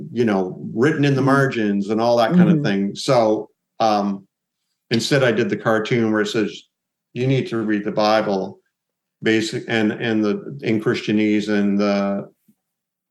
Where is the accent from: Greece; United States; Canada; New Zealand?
Canada; being Canadian, you know, I live in a beautiful country